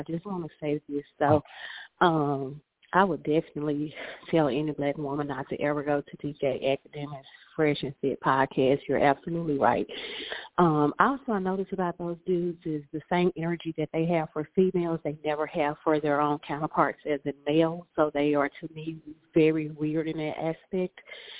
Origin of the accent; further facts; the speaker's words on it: Texas, United States; I'm from Texas.